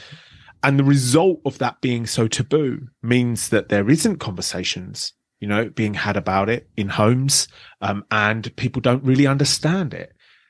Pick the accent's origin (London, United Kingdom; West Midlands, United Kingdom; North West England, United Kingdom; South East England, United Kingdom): London, United Kingdom; I grew up in the outskirts of London.